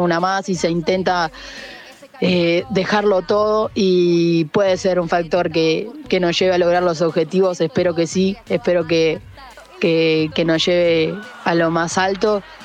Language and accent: Spanish; Uruguay; como uruguaya